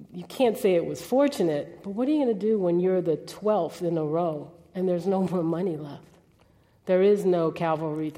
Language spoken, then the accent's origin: English; New Orleans, Louisiana, United States; moved away; I grew up in New Orleans, Ninth Ward.